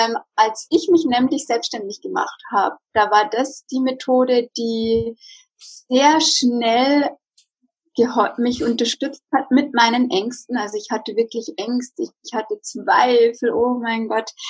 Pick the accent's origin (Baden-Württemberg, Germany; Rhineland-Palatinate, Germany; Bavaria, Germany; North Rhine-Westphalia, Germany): Bavaria, Germany; Regensburg; ich bin aus Regensburg, aus der Nähe von München. 30 Jahre alt